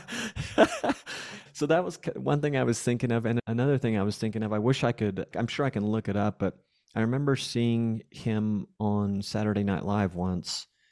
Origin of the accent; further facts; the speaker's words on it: Arlington, Texas, United States; moved away as an adult; also born or lived in Fort Worth, Texas / Panama; now in Mexico; I grew up in Arlington, Texas. I was born in Fort Worth, Texas